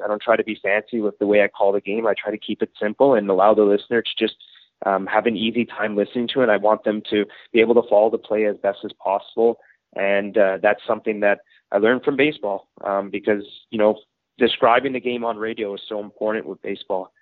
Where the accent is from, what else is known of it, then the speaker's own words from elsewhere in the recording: Ottawa, Ontario, Canada; moved away as an adult; also born or lived in Powell River, British Columbia; now in Regina, Canada; I come from Ottawa, Ontario